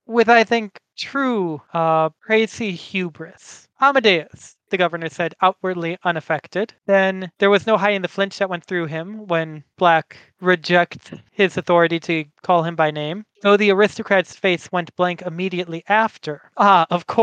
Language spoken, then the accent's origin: English; United States; I come from America